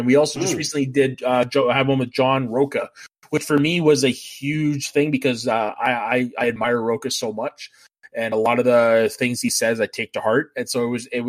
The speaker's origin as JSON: {"language": "English", "country": "Canada", "also_born_or_lived": "Terrace", "said": "I get a lot for being French Canadian."}